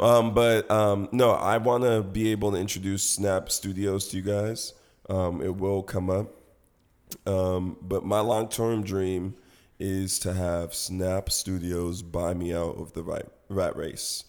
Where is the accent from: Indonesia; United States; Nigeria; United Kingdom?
Nigeria; I'm Nigerian